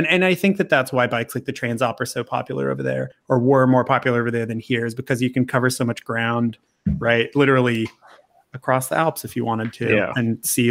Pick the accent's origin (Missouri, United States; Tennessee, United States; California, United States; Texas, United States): California, United States; Santee; moved away; I'm from Santee, Danny.